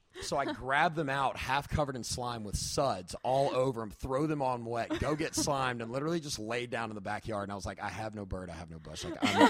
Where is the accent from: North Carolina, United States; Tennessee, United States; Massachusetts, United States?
Tennessee, United States; I'm from Tennessee.